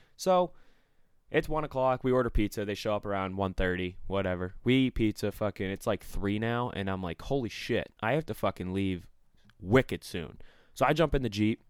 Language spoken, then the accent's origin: English; Maine, United States; I'm from Maine, too.